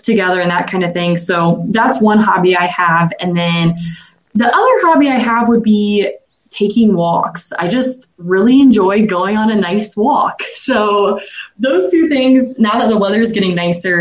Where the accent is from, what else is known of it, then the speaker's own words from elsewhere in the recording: Ashland, Ohio, United States; also born or lived in New Orleans, Louisiana / Urbana, Ohio / Tulsa, Oklahoma; I was born in New Orleans, Louisiana, and lived there till I was 3 years old. And then my parents moved back home to Ashland, Ohio. And I have pretty much lived in Ashland my whole life